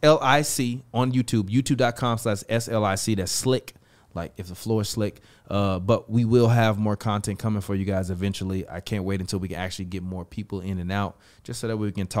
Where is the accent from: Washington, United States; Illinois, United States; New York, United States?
Illinois, United States; Chicago; moved away as an adult; now in Los Angeles, United States; I left Chicago when I was 21, like going on 22 to move out to LA to kind of plant my roots.